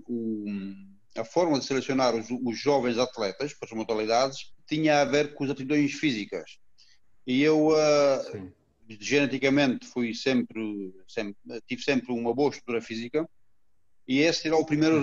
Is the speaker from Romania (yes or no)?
yes; Romania; Portuguese is a second language; moved away as an adult; also born or lived in Alhandra, Portugal; now in Portugal; Tudo começou na Roménia, uhum. onde, onde tive, hum, tive a sorte, tive a felicidade de, de muito, desde muito cedo, aos meus 13 anos de idade, ser selecionado